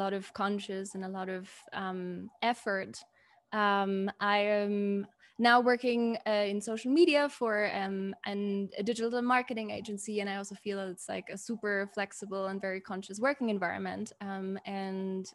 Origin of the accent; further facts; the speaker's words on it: Germany; the privilege that I have and that I had growing up in Germany